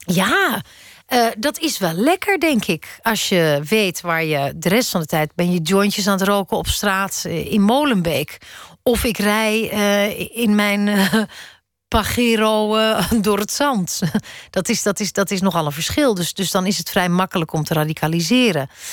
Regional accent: Netherlands; moved away as an adult; also born or lived in Amsterdam; now in Brussels, Belgium; als Nederlander

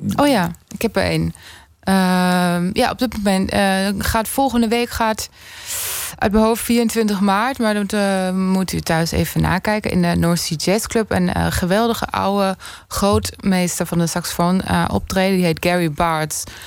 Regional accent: near Würzburg, Bavaria, Germany; moved away; in het dorp waar ik opgroeide in Duitsland, Estenveld, in de buurt van uh, Würzburg

